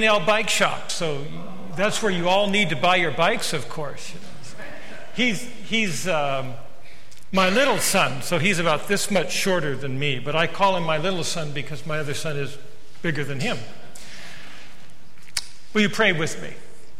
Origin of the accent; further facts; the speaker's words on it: Sacramento, California, United States; I am a retired United Methodist pastor. I grew up in Sacramento